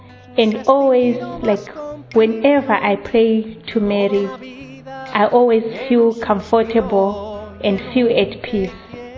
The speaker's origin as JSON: {"language": "English", "country": "Zimbabwe", "moved": "yes", "lives_now": "Johannesburg, South Africa", "said": "I'm from Zimbabwe, in Sister of Nazareth, and I'm based in Johannesburg."}